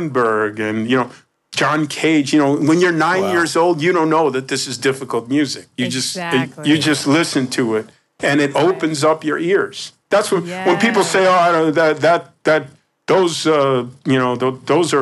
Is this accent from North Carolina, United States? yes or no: no; Embudo, New Mexico, United States; when I grew up, I grew up in New Mexico